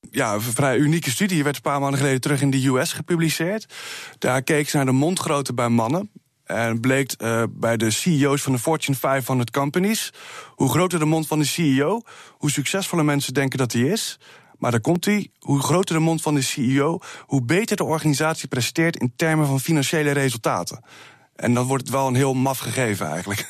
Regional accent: Rotterdam, South Holland, Netherlands; Ik kom uit Rotterdam

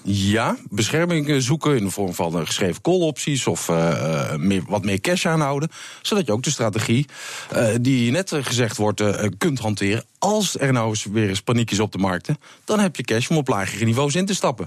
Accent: Netherlands; als Nederlander

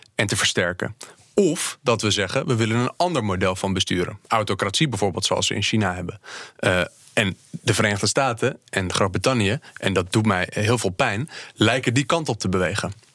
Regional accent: Netherlands; wij als Nederlanders en Europeanen

